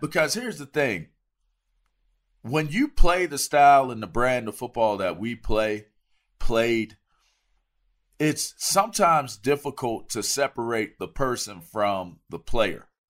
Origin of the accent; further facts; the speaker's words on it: East Coast, United States; I'm from the East Coast